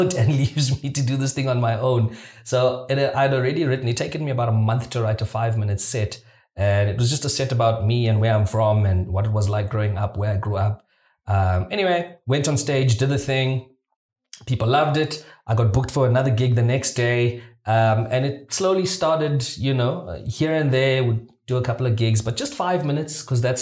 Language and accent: English; Mthatha, Eastern Cape, South Africa; moved away; also born or lived in Johannesburg; I come from a small town. I'm from Mthatha in the Eastern Cape